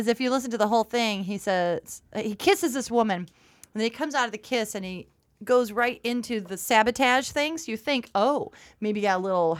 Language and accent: English; United States; I'm from Cherry Creek